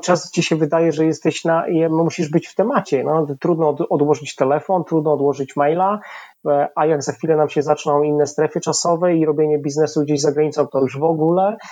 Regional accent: Tarnów, Lesser Poland, Poland; moved away as an adult; also born or lived in Kraków; now in Warsaw, Poland; w Tarnowie, gdzie, gdzie się urodziłem, skąd pochodzę

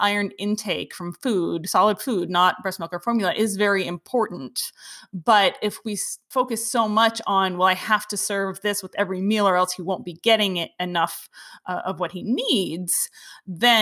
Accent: East Coast, United States; I grew up on the East Coast.

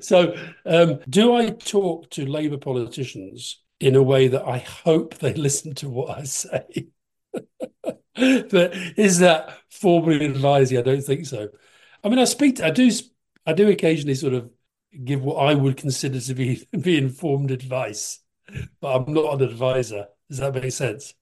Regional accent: Keighley, Yorkshire and the Humber, United Kingdom; I grew up in Keighley. It's kind of West Yorkshire

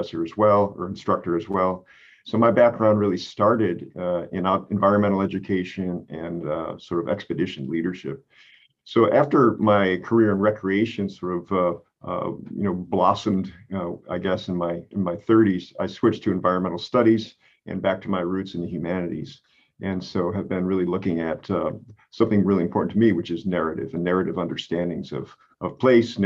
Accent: the Adirondacks, New York, United States; I'm originally from New York State

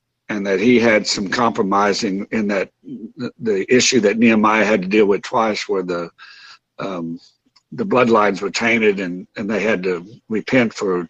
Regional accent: Oklahoma, United States; born or raised there; also born or lived in Fort Worth, Texas

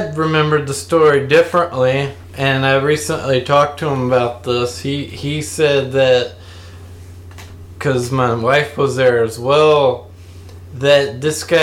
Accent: Louisiana, United States; I grew up here in Louisiana. And I've lived here most of my life.

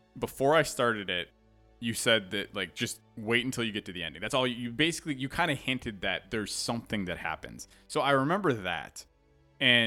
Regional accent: United States; as an American

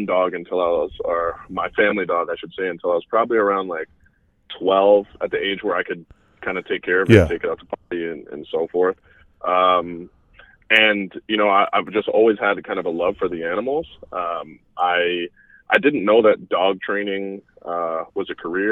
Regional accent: Canada; moved away as an adult; also born or lived in Florida, United States; I grew up in Canada. I moved to Florida in 2006.

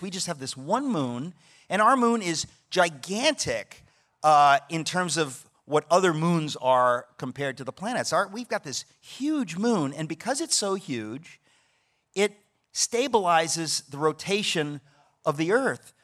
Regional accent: New York, United States; I'm a New Yorker

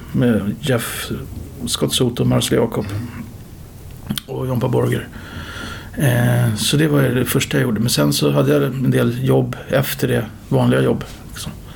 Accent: Upplands Väsby, Stockholm County, Sweden; jag växte upp i Upplands Väsby

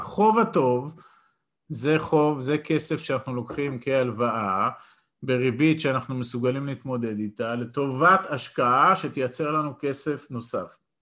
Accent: Israel; אני גדלתי בקיבוץ

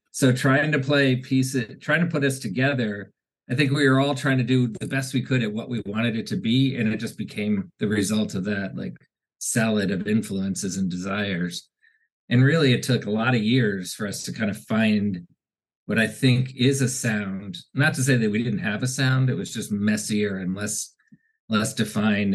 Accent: Washington, District of Columbia, United States; I grew up in Washington D.C.

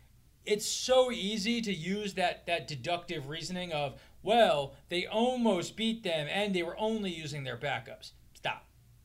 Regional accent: Northeast, United States; we're from the Northeast

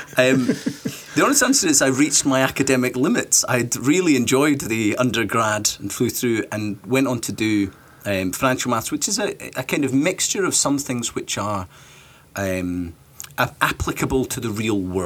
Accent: Scotland, United Kingdom; also born or lived in Toronto; as a Scotsman

